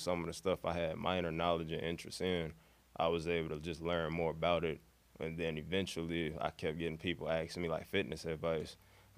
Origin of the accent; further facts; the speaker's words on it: Chicago, Illinois, United States; moved away as an adult; now in Carbondale, United States; growing up in Chicago, like the neighborhood I was in, I was around a lot of park districts and park areas